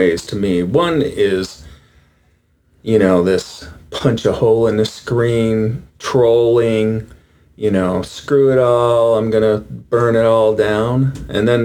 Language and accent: English; New York, United States; grew up in New York when Nelson Rockefeller was governor